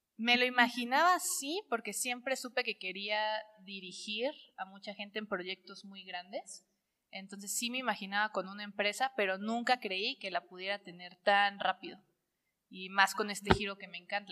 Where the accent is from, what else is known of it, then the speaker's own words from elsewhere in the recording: Córdoba, Veracruz, Mexico; moved away as an adult; also born or lived in Puebla; now in Cholula, Mexico; soy de Córdoba, Veracruz, pero ya tiene 10 años que vivo en la ciudad de Puebla